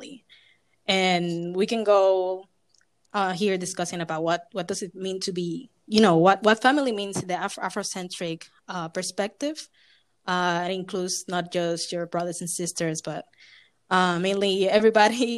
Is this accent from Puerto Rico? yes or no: yes; Puerto Rico; moved away as an adult; also born or lived in New York / Philadelphia; myself being born and raised in Puerto Rican, but having African descent